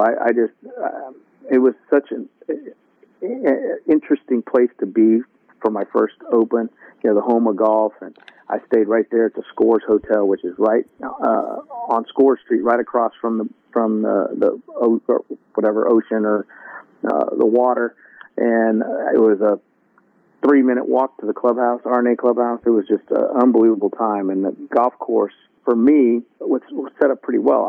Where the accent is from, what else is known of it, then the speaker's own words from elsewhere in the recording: Las Vegas, Nevada, United States; I was born and raised in Las Vegas